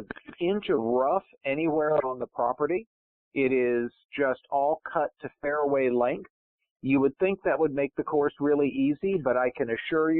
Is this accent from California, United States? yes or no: no; Pittsfield, Massachusetts, United States; now in Johns Creek, United States; growing up in Western Massachusetts